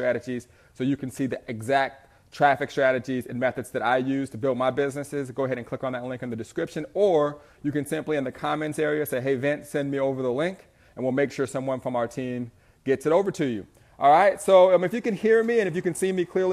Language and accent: English; Southern California, United States; I'm an entrepreneur from Southern California